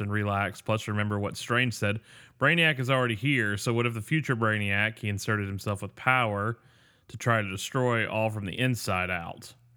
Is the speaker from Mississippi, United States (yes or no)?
yes; Mississippi, United States; I'm from Mississippi